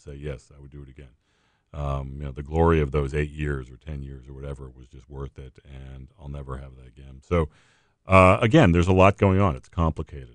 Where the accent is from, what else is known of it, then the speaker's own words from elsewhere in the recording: New England, United States; moved away; I, I grew up in New England